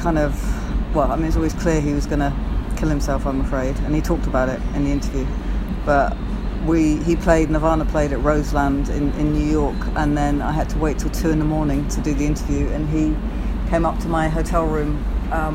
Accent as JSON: {"language": "English", "region": "London", "country": "United Kingdom", "tie": "born or raised there", "said": "I grew up in Notting Hill Gate when it was completely bohemian"}